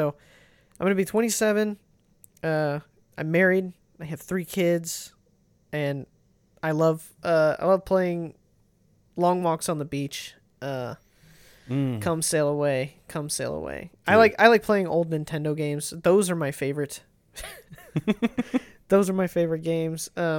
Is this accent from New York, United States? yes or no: no; Ohio, United States; We're from Ohio.